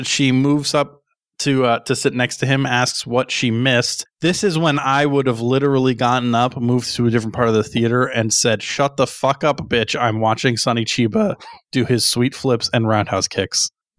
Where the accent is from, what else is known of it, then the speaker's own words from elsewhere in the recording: Connecticut, United States; I grew up in Southern Connecticut. I was 20 minutes away from what's heralded as pretty much the best pizza place in the United States.